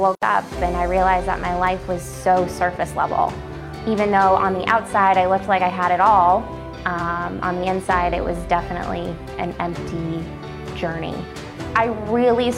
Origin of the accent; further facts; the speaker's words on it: Naples, Florida, United States; I am from Naples, Florida. I've been here since 96